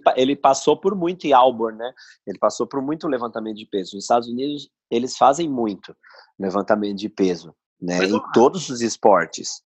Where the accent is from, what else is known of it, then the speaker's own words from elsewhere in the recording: São Paulo, Brazil; sou daqui de São Paulo